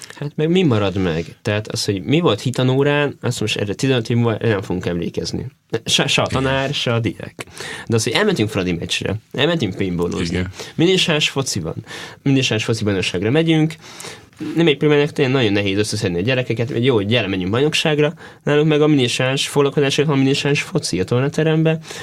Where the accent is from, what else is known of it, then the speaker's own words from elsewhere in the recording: Szeged, Csongrád-Csanád, Hungary; also born or lived in Pomáz; now in Szentendre, Hungary; Én szegedi gyerek vagyok